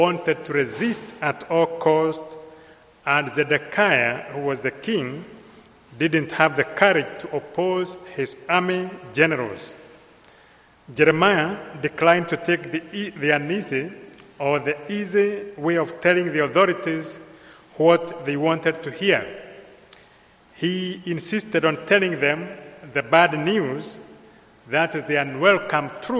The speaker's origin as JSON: {"language": "English", "country": "Kenya", "accent": "Kenyan", "moved": "yes", "said": "I come from Kenya, so my accent is imported from Kenya"}